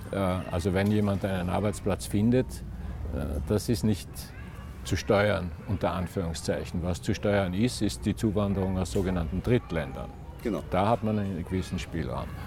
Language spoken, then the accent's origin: German; Austria; als Österreicher keine Ausnahme